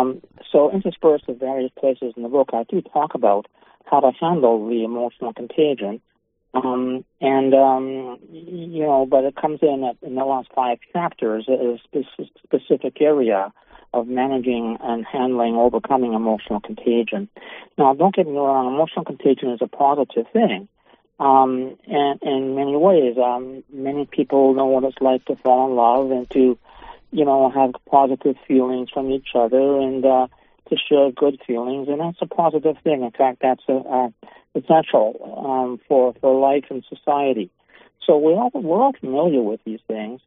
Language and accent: English; Canada; I'm a Canadian in Canada